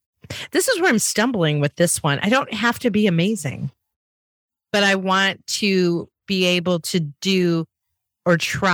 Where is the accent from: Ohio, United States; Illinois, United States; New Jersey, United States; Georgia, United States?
Illinois, United States; Chicago; I'm from Chicago